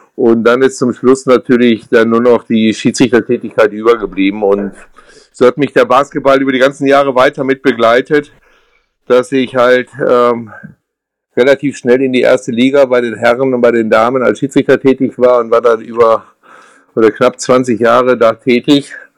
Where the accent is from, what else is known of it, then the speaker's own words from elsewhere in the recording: Mülheim an der Ruhr, North Rhine-Westphalia, Germany; Groß geworden bin ich in Mühlheim an der Ruhr, das ist im ähm, Ruhrgebiet